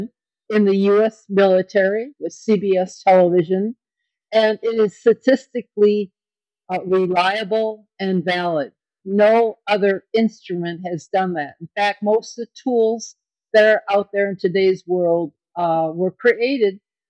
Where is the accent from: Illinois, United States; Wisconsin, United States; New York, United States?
Wisconsin, United States; Kenosha; born or raised there